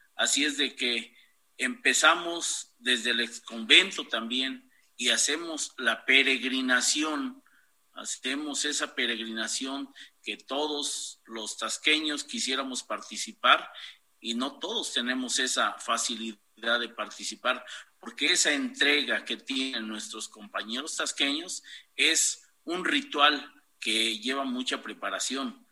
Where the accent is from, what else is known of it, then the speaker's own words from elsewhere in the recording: Taxco, Guerrero, Mexico; vengan a mi pueblo, para que vengan a este gran rinconcito de Tasco, de Guerrero